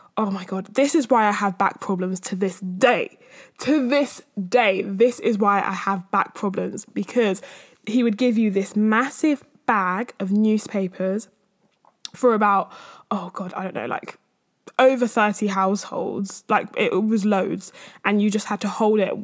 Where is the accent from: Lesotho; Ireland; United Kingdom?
United Kingdom; London; I'm from East or North-East or whatever